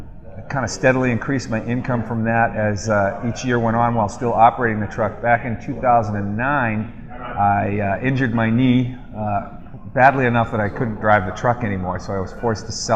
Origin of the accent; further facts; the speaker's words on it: Boston, Massachusetts, United States; I'm from the Boston area